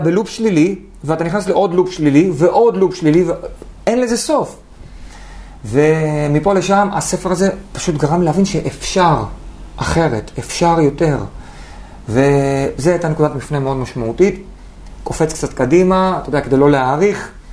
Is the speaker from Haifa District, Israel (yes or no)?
yes; Haifa, Haifa District, Israel; בחיפה, גדלתי באדר